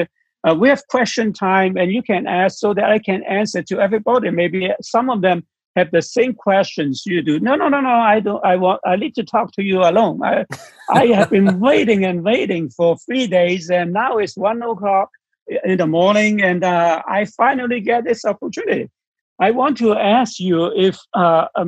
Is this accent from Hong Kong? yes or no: yes; Hong Kong; I'm from Hong Kong